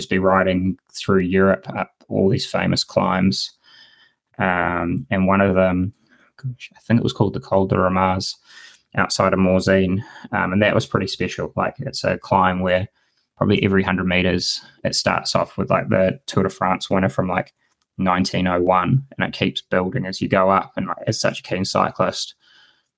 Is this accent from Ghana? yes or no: no; New Zealand; as a Kiwi